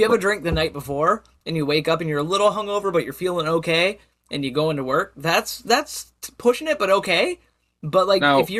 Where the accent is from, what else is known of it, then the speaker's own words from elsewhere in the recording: Canada; I'm a Canadian